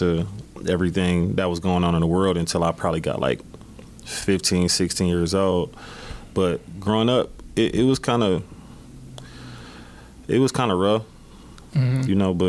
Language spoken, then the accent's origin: English; Milwaukee, Wisconsin, United States; Milwaukee, Wisconsin. Most of my life, I actually grew up not too far from here. We're on the east side. Port Washington, and then we moved over towards 21st and Keith.